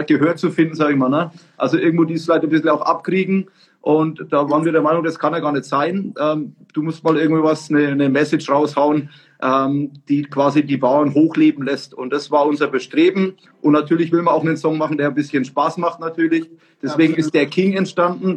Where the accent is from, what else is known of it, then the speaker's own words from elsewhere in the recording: Franconia, Bavaria, Germany; wir sind ja aus Franken